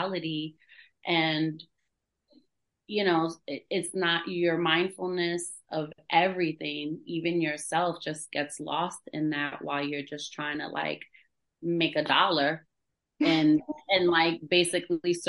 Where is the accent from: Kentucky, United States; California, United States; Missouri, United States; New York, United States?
New York, United States; New York City; now in Fayetteville, United States; I grew up in New York City, like in the Bronx